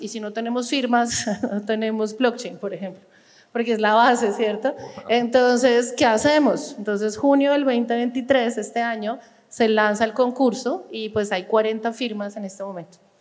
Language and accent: Spanish; Colombia; moved away as an adult; also born or lived in France / Copenhagen, Denmark; después me volví a Colombia por motivos de familia, quería volver al país.